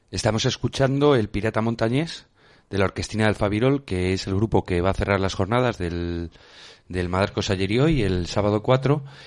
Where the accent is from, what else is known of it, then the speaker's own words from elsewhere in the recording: Madarcos, Community of Madrid, Spain; es en mi pueblo